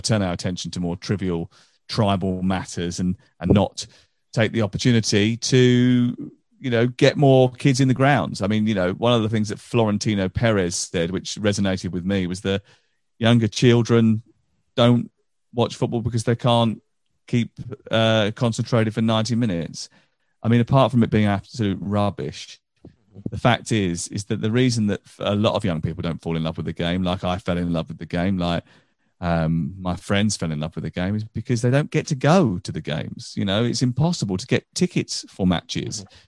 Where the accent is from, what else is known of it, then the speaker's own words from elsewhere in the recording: England, United Kingdom; we're English